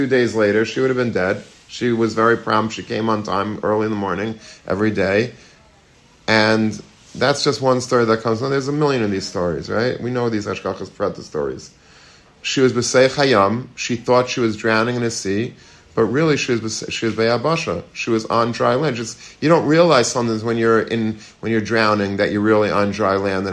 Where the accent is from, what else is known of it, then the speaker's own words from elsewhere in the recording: Long Beach, United States; I grew up in Long Beach